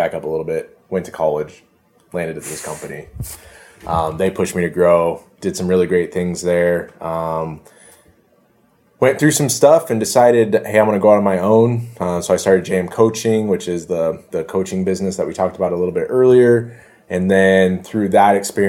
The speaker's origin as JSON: {"language": "English", "town": "Omaha", "region": "Nebraska", "country": "United States", "tie": "born or raised there", "said": "I grew up here in Omaha, not so great part of town."}